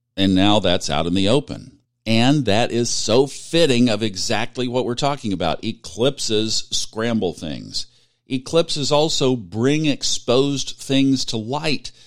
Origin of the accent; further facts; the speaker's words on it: Tulsa, Oklahoma, United States; it's my hometown